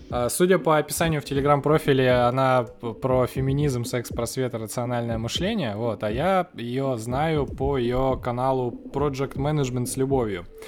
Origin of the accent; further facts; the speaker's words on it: Khabarovsk, Khabarovsk Krai, Russia; мы из Хабаровска